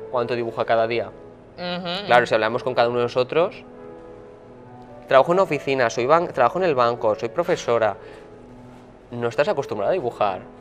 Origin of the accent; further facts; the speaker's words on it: northern Spain, Spain; porque soy del norte de España y estaba lloviendo todos los santos días, y todo es verde porque todo es bosque, fenomenal.